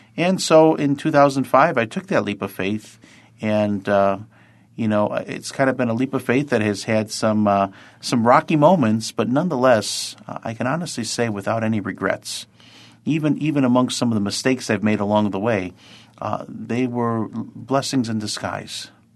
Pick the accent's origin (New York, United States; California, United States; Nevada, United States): New York, United States; Lackawanna; I'm a, a native of Lackawanna, New York, or as sometimes we say, sunny L